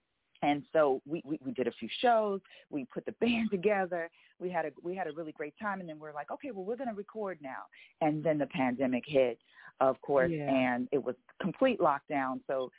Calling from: Los Angeles, California, United States; Calling from Los Angeles. That's where we're based out

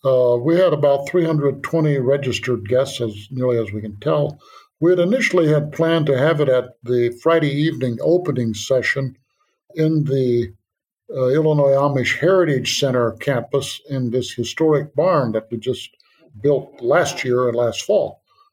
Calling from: Transylvania, Romania; I'm calling in from Romania today. We're in Transylvania section of Romania

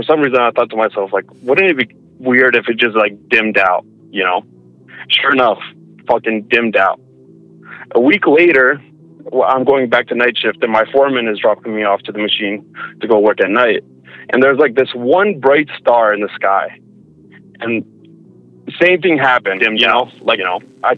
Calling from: Alberta, Canada; from Alberta.

